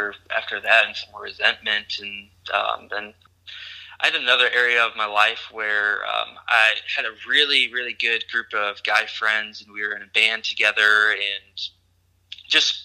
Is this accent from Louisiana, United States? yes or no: no; Bemidji, Minnesota, United States; moved away; also born or lived in Kansas; I grew up in northern Minnesota in the heart of the Paul Bunyan Forest